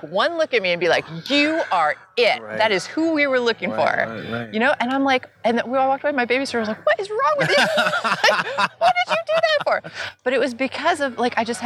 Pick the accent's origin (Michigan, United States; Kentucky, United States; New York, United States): New York, United States; New York City; I grew up in New York City.